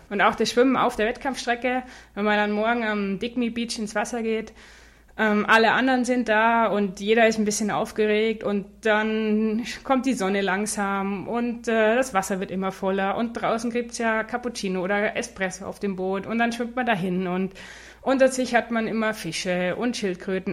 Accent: Neuburg an der Donau, Bavaria, Germany; ich bin aufgewachsen in Neuburg an der Donau

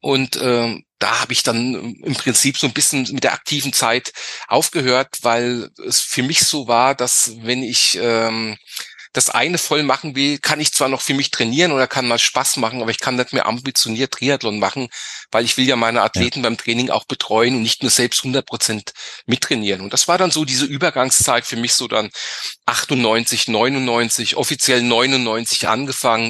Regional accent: Griesheim, Hesse, Germany; ich äh, komme aus, aus Südhessen, aus dem Griesheim bei Darmstadt

